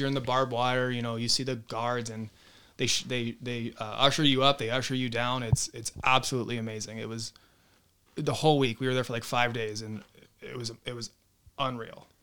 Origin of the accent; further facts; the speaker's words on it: North County, California, United States; born and raised in North County